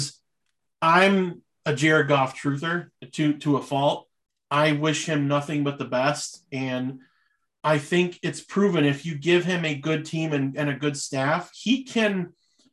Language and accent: English; Michigan, United States; they are my home state team